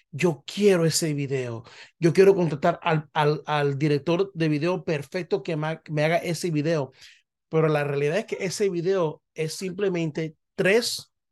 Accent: Panama; ella es puertorriqueña, yo soy panameño, vemos el mundo totalmente

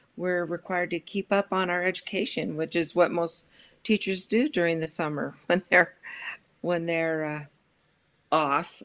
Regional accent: Los Angeles, California, United States; I grew up in Los Angeles and proud product of the L A Unified School District

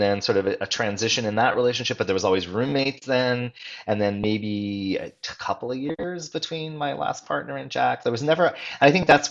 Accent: Montreal, Quebec, Canada; now in Vancouver, Canada; I grew up in Montreal

